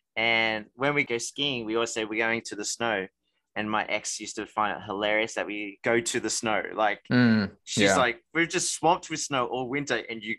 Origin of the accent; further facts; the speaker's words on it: Australia; also born or lived in Canada / Sydney; as an Australian, I have lived overseas for 4 years in Canada in a ski resort